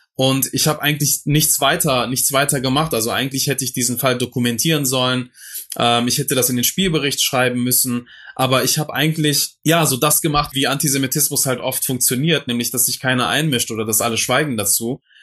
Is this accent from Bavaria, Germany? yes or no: no; Duisburg, North Rhine-Westphalia, Germany; der Duisburger Norden, wo ich aufgewachsen bin, im Dichterviertel